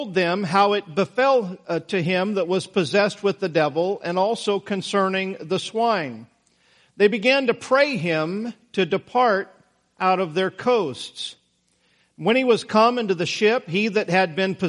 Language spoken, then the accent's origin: English; Idaho, United States; Now, I grew up in Idaho.